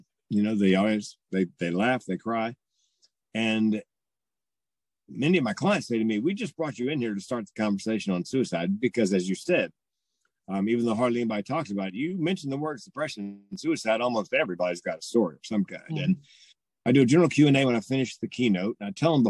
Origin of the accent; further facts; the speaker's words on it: the South, United States; I'm from the South